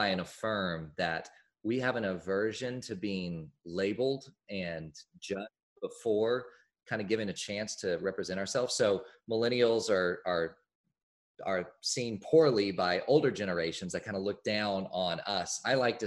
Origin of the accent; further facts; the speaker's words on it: Oklahoma City, Oklahoma, United States; I grew up in Oklahoma City, the same as my grandfather grew up in Oklahoma City